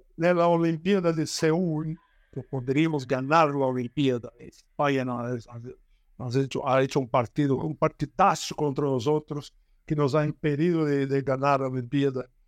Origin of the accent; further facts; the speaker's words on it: Brazil; Spanish is a second language; Yo soy brasileño